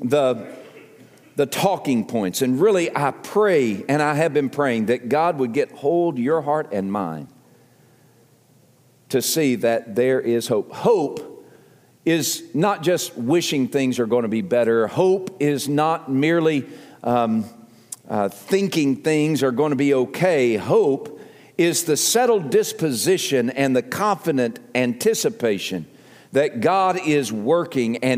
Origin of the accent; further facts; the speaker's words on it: the South, United States; accent: southern; my southern accent